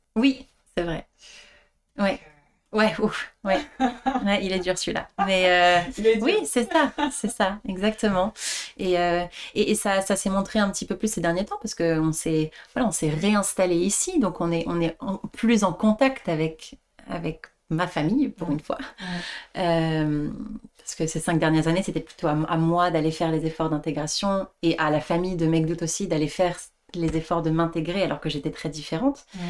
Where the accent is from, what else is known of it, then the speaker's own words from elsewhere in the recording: France; moved away as an adult; j'ai été élevée en France aussi